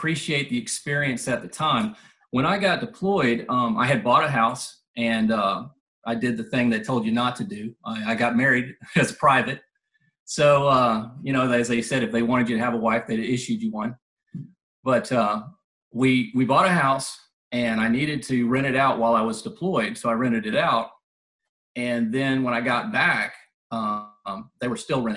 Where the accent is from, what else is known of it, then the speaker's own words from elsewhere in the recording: Mobile, Alabama, United States; I'm from Mobile, Alabama, down on the Alabama Gulf Coast